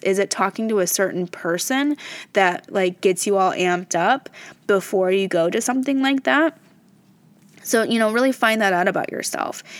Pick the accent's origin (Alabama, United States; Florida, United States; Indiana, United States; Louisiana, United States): Indiana, United States; Fort Wayne; I'm from Fort Wayne, Indiana. That's my hometown